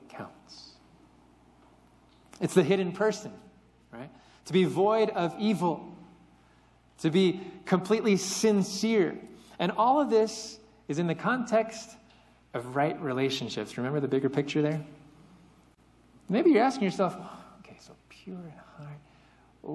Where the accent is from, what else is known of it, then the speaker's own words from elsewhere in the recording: Central Valley, California, United States; moved away; being someone who was born and raised in California, stuck in the Central Valley